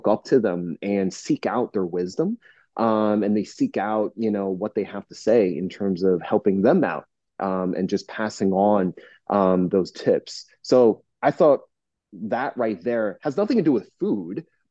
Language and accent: English; Northeast New Jersey, United States; now in Orange County, United States; I'm originally from Northeast New Jersey. I'm practicing in Southern California, Orange County, where I am right now